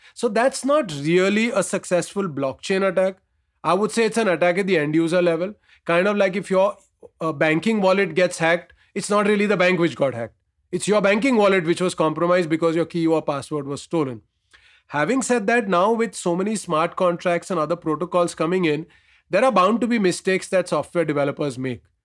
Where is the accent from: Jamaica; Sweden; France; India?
India; as an Indian